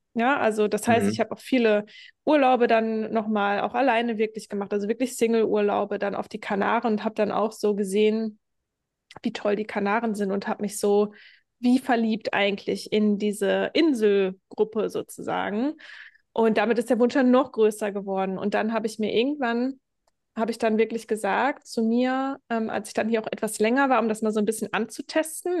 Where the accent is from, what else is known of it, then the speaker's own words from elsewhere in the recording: Germany; now in Lanzarote, Spain; ich verlasse jetzt das Land, wo ich geboren worden bin